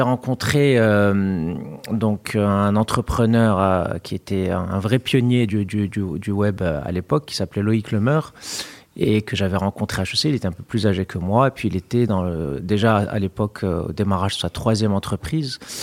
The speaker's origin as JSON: {"language": "French", "country": "Morocco", "also_born_or_lived": "France", "moved": "yes", "said": "mon pays d'origine, puisque j'avais déjà hum, en tête cette idée de pouvoir revenir au Maroc"}